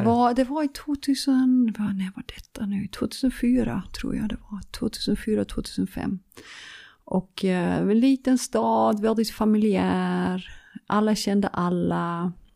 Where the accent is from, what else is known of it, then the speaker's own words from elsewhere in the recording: Leeuwarden, Friesland, Netherlands; Swedish is a second language; also born or lived in Nyköping / Helsingborg; now in Sweden; Leeuwarden, uh, det är där jag är född. Um, det är, um, det uh, det är min hemmastad